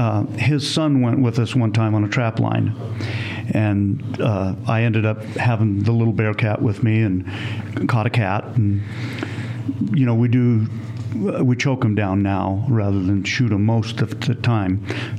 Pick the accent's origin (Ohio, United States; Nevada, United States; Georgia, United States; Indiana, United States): Nevada, United States; Reno; I was born in Reno, and grew up in Reno.